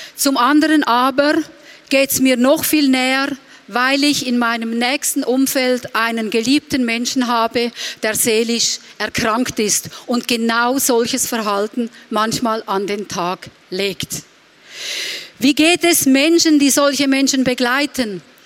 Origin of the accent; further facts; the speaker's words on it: Reutlingen, Baden-Württemberg, Germany; bei uns in Reutlingen